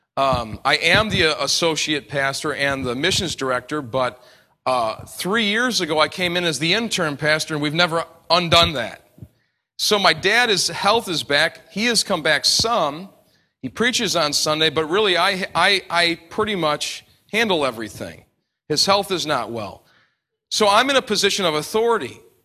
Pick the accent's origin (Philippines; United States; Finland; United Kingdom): United States; New York; I come from New York